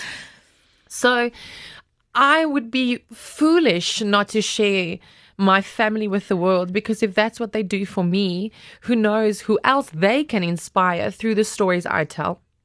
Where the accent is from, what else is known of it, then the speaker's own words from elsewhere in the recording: Glen Harvey, North West, South Africa; I grew up in Glen Harvey. That's, uh, close to Western Aria on your way to Potch